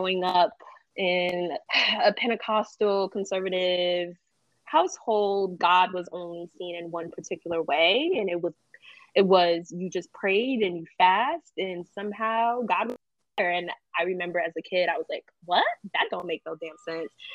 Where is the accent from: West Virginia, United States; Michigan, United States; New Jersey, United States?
New Jersey, United States; also born or lived in Jamaica; now in East Harlem, New York, United States; I am from New Jersey.